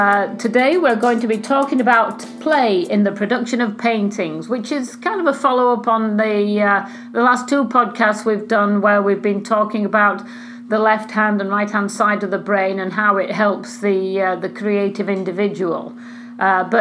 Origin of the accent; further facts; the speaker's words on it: Yorkshire and the Humber, United Kingdom; I come from Yorkshire